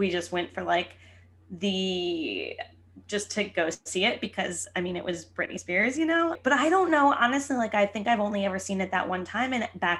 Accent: New Jersey, United States; I grew up in New Jersey

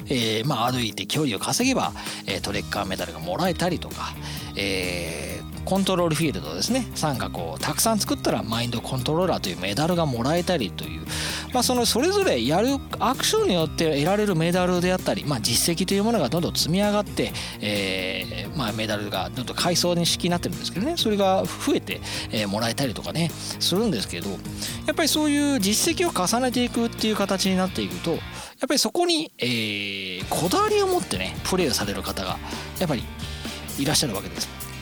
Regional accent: Itami, Hyogo, Japan; 僕の地元痛みなんですけど

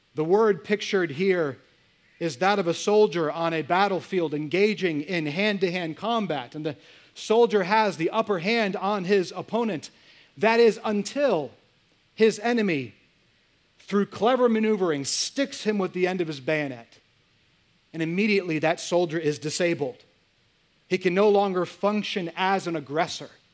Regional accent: United States; I'm American

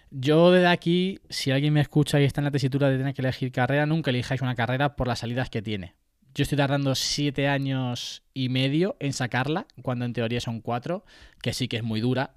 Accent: Puertollano, Castilla-La Mancha, Spain; yo soy de Puerto Llano, además eh, me siento súper identificado con, mi ciudad, con mi lugar de nacimiento

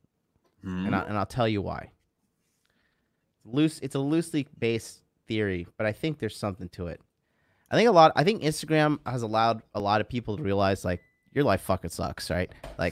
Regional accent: Florida, United States; I'm new to this whole winter coat thing, because I'm from Florida.

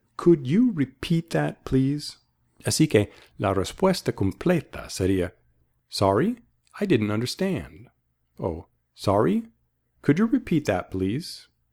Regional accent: Boston, Massachusetts, United States; I'm from the United States, the city of Boston

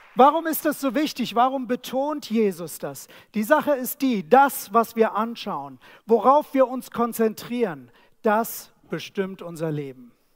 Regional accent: Germany; Wir als Deutsche

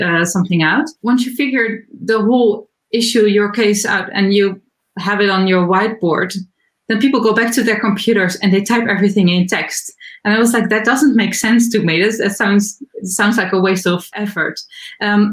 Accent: Netherlands; I'm from the Netherlands. I live in Amsterdam

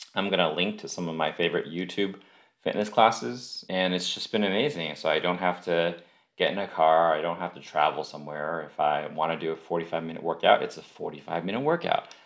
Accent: United States; we are American

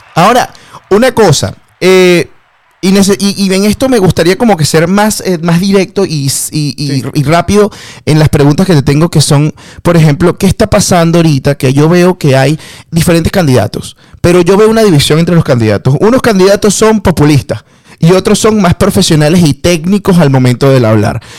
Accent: Venezuela; moved away; como venezolano en el exterior

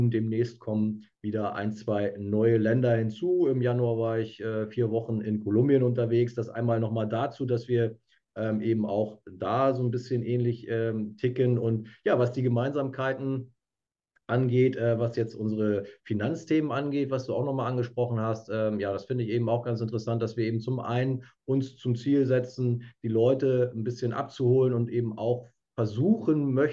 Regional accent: Lower Saxony, Germany; now in Hamburg, Germany; Ja, ich komme ursprünglich aus der Lüneburger Heide, lebe ähm, seit vielen Jahren in, in Hamburg

